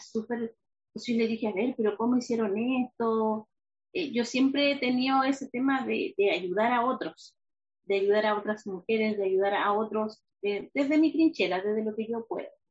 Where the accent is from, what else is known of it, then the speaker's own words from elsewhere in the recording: Valdivia, Los Ríos, Chile; also born or lived in Río Chico; Yo nací, de hecho, en, Valdivia, pero mi mamá vivía en Río Chico. Ya eh, entonces crecí toda la vida con el río chico en mi cabeza